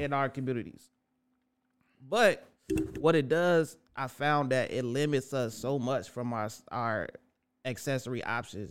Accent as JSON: {"language": "English", "town": "Chicago", "region": "Illinois", "country": "United States", "tie": "born or raised there", "said": "raised in Roseland from the rooter to the tutor"}